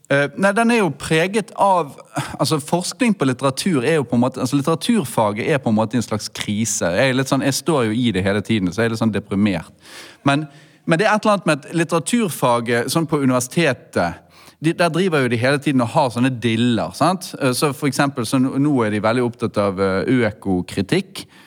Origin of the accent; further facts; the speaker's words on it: Bergen, Vestland, Norway; som bergenser